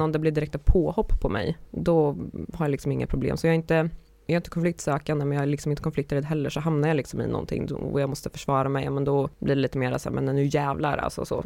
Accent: Karlskoga, Örebro County, Sweden; moved away; jag var på besök hemma i min hemstad

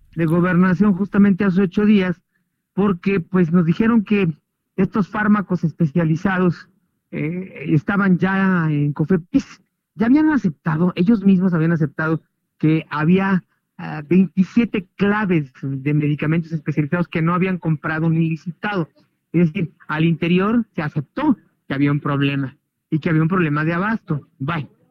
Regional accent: Mexico; nosotros los mexicanos

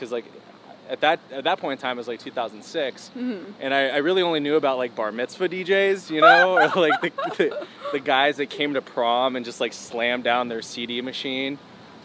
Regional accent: Los Angeles, California, United States; also born or lived in Phoenix, Arizona; I've lived in LA my entire life

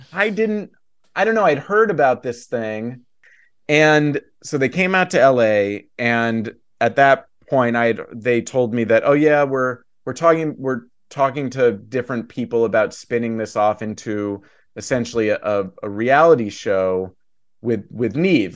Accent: New York City, New York, United States; I grew up in New York City

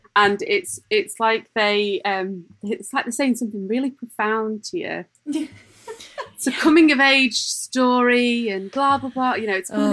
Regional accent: Lancashire, North West England, United Kingdom; also born or lived in Dublin; I'm actually from Lancashire

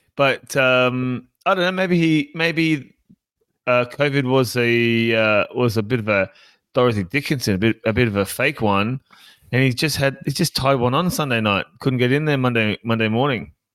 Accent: Sunshine Coast, Queensland, Australia; I was born in, born on the Sunshine Coast

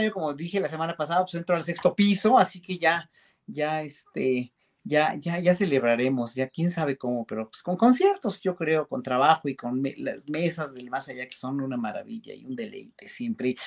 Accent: Mexico; como pueblo mexicano

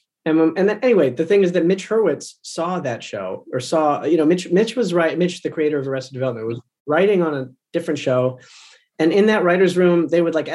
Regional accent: outside of Toronto, Ontario, Canada; I grew up outside of Toronto

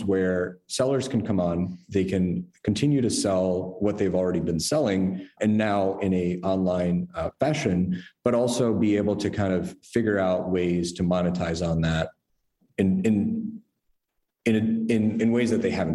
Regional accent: New York, United States; moved away as an adult; also born or lived in San Francisco; I'm originally a New Yorker, you know, here my whole life

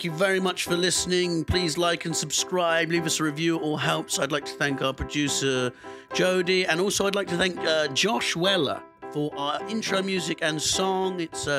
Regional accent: London, United Kingdom; also born or lived in Devon; No, because I grew up in London. I moved to Devon when I was 10.

